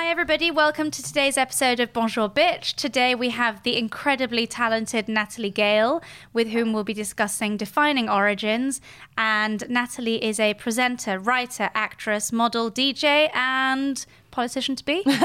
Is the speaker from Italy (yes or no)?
no; Geneva, Switzerland; now in London, United Kingdom; I'm half English, half French, but I was born and raised in Switzerland.